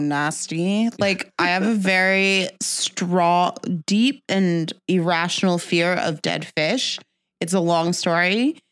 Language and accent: English; Jamaica; I'm Jamaican